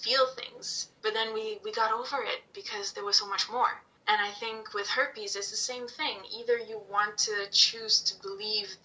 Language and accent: English; Italy; moved away; me growing up in Italy